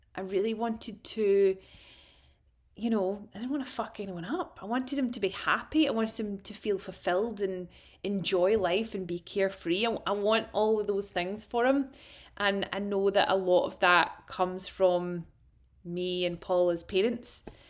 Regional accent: Ayrshire, Scotland, United Kingdom; accent: Glasgow; also born or lived in Glasgow; I'm actually from Ayrshire. I'm a Glaswegian in disguise, but I fully identify as Glaswegian.

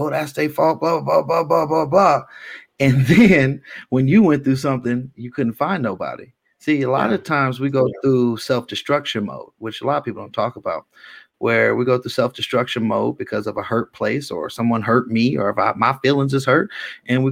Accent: Richmond, California, United States; also born or lived in Antioch, California; I'm from South Richmond

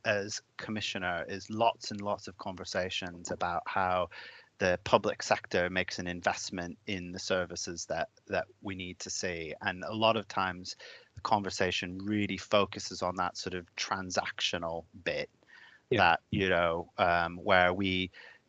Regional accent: United States; also born or lived in Lincolnshire / Doncaster / Wakefield; now in Leeds, United Kingdom; in America, where I'm from. So if anyone spots my odd accent, that will be why

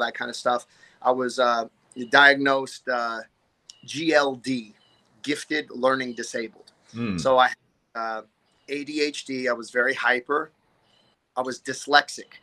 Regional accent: Anaheim, California, United States; I was born in Anaheim, California. You know, a little city in Orange County

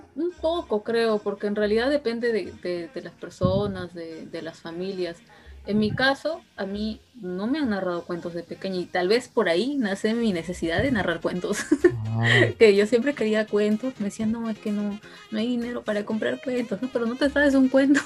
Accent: Rioja, San Martín, Peru; riojano como yo

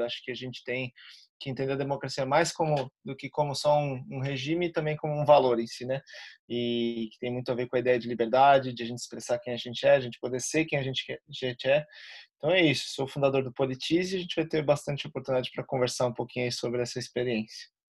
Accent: Florianópolis, Santa Catarina, Brazil; eu sou aqui de Florianópolis, Santa Catarina.

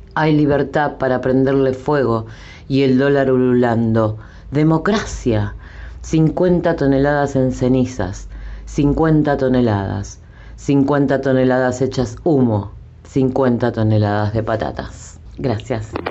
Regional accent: Buenos Aires, Argentina; soy del barrio de Flores

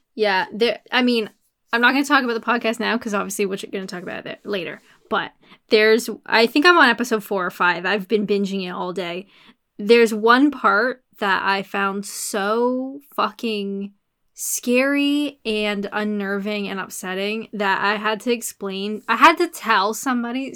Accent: Canada; I'm Canadian.

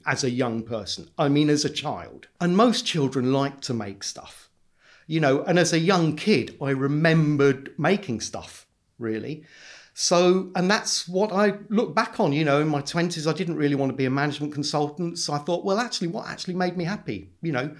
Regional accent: London, United Kingdom; I grew up in South London

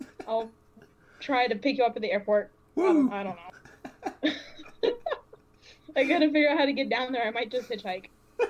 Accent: United States; accent: American; My terrible American accent?

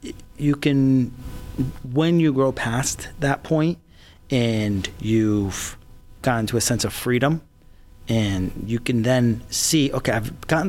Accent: Paterson, New Jersey, United States; moved away; also born or lived in Syria; And then when I was three, my mom, myself, and my sister came to New Jersey. And I grew up in this area, Prospect Park, Paterson, New Jersey, which is like a Middle Eastern ghetto. And that's where my childhood was.

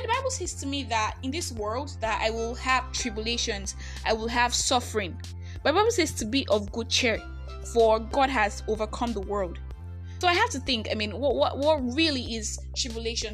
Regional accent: Nigeria; I'm that Nigerian Christian alcoholic

